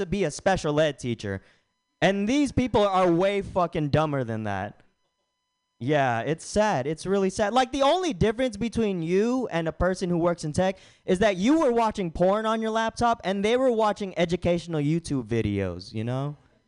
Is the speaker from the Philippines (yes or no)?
yes; Philippines; the only time I don't really get flack about being Filipino is when I have glasses on